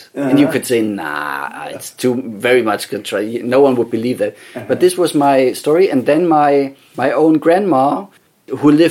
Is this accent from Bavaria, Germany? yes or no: yes; Bavaria, Germany; born or raised there; English is a second language; moved away